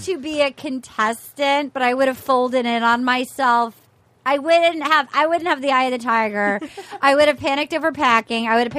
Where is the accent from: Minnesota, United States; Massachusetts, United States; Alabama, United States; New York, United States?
Massachusetts, United States; moved away; back in the day where I grew up, so I want to hear how awful, you guys are younger than me. In Massachusetts